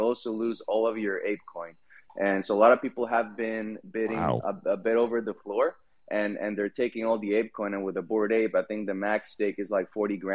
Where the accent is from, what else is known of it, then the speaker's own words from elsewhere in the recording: Cali, Valle del Cauca, Colombia; I grew up in Cali, Colombia, and it's one of the salsa capitals of the world